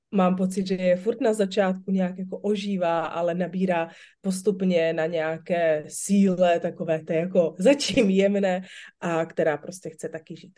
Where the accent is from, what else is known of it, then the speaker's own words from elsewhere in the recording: Slovakia; now in Czech Republic; Já jsem vyrůstala na Slovensku